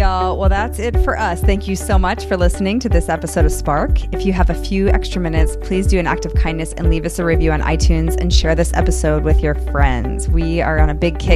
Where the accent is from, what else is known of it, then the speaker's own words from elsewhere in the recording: United States; moved away as an adult; also born or lived in Chicago, Illinois / Boston, Massachusetts; now in Texas, United States; I'm from Chicago and Boston. So I grew up in very, very cold weather